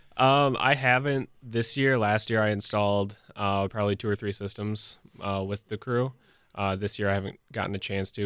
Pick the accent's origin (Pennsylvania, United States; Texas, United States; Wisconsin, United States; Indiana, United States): Wisconsin, United States; Franklin; I grew up in Franklin